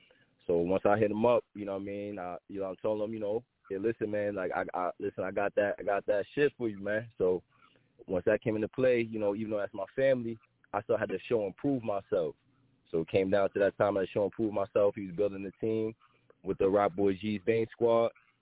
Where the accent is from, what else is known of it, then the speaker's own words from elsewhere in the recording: New York City, New York, United States; I grew up in Southside Jamaica, Queens, the block I lived on.